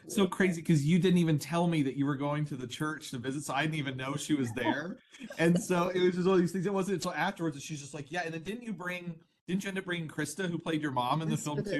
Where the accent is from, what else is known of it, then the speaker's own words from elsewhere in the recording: Midwest, United States; I grew up in Midwest Christian culture, conservative Christian culture, and, you know, raised in a Baptist church.